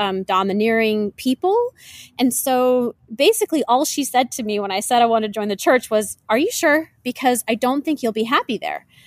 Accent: Washington, United States; now in South Florida, United States; I grew up in Washington State

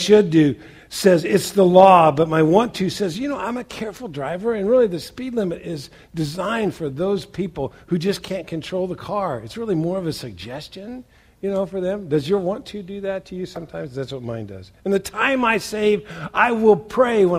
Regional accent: Western Indiana, United States; moved away; I grew up in Western Indiana

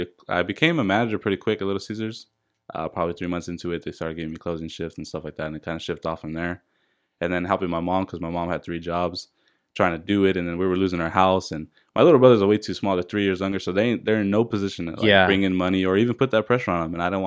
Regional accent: La Habra, California, United States; So I grew up in La Habra.

